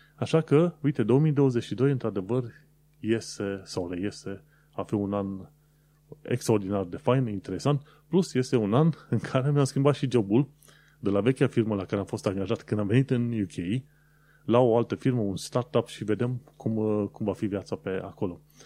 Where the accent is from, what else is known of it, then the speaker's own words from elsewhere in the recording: Romania; moved away as an adult; now in United Kingdom; Eu am plecat din România